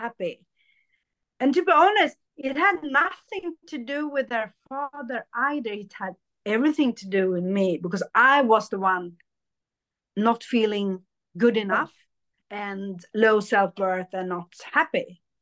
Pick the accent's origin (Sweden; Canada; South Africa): Sweden; also born or lived in India; I was born in India, but I was adopted to Sweden